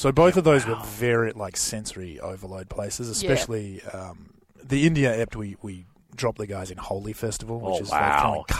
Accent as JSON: {"language": "English", "town": "Perth", "region": "Western Australia", "country": "Australia", "tie": "born or raised there", "also_born_or_lived": "New York", "moved": "as an adult", "said": "20 years in New York, but born and raised in Perth."}